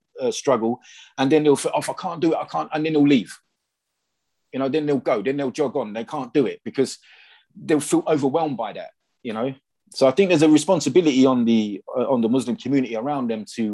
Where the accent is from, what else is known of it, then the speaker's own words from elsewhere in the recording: England, United Kingdom; when you're English